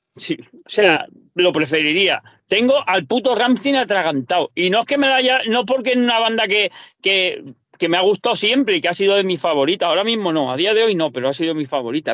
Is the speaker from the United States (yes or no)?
no; Valencian Community, Spain; now in Murcia, Spain; yo no hablo, valenciano, soy de Parla Valencia